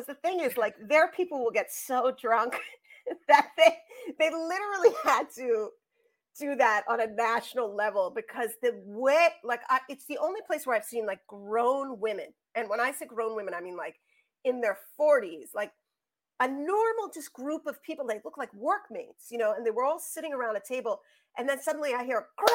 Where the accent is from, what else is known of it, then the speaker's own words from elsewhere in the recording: New York, United States; accent: New York; also born or lived in Scotland; my New York accent